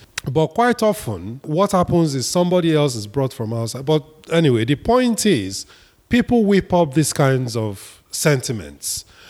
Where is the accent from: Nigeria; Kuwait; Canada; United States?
Nigeria; Ebonyi; I'm from Ebonyi State. The then secretary to government was also from Ebonyi State.